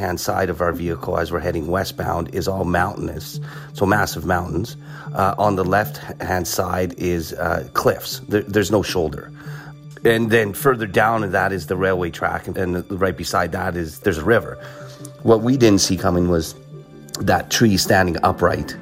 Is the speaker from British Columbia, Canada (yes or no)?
no; Regina, Saskatchewan, Canada; also born or lived in Romania; I'm from Regina, Saskatchewan. I've got four kids, age 26 to 17. I've got, you know, two cats, originally born in Romania, immigrated to Canada when I was 4 years old